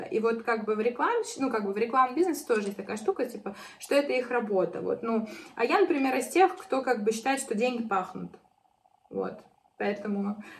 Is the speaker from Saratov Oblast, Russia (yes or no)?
no; Arzamas, Nizhny Novgorod Oblast, Russia; moved away as an adult; now in Moscow, Russia; я уехала там из Нижнего Новгорода, из Арзамаса, из своего родного города, да, то есть я переехала в Москву